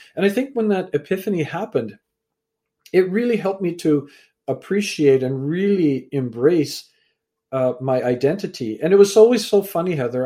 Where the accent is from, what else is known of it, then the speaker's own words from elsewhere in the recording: Canada; also born or lived in England; I was born in England, raised in Canada